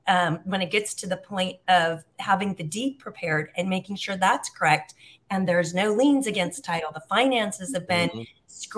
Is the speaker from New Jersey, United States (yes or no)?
no; Huntington Beach, California, United States; moved away as an adult; now in Algarve, Portugal; I grew up in Southern California. We lived in Huntington Beach